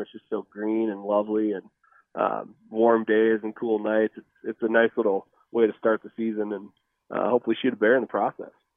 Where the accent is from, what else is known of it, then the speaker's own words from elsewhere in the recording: Midwest, United States; moved away; I grew up in the Midwest